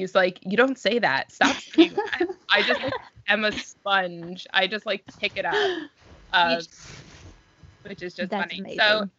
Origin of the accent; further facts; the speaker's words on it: United Kingdom; accent: British; I feel like my British accent really dissipates, and now I sound very Long Island.